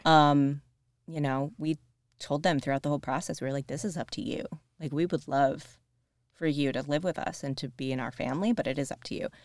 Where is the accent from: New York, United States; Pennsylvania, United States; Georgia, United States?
New York, United States; Rochester, Buffalo area; moved away as an adult; also born or lived in Princeton, New Jersey; I'm from the Rochester, Buffalo area